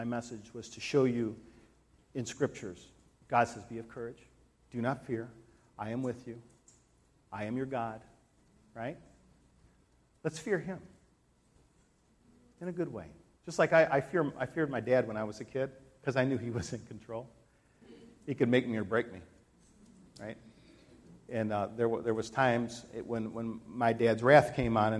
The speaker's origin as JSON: {"language": "English", "country": "United States", "said": "The United States"}